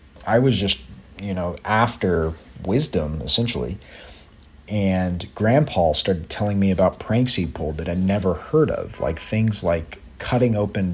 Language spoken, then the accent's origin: English; Joplin, Missouri, United States; now in New York City, United States; I ended up performing this work orally in my hometown in Joplin and now here in New York